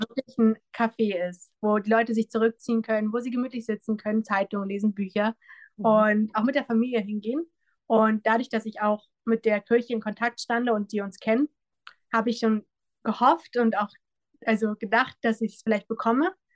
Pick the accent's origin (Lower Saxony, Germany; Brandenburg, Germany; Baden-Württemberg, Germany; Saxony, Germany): Brandenburg, Germany; Bad Wilsnack; ich stamme aus Großlüben, das ist ein Ortsteil von Bad Wilsnack. Ähm, ich bin lange Zeit weg gewesen und hatte dann die Möglichkeit, wieder zurück in die Heimat zu kommen